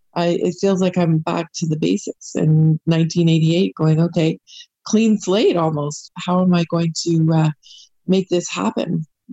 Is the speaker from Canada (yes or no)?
yes; Canada; I'm a Canadian wildlife photographer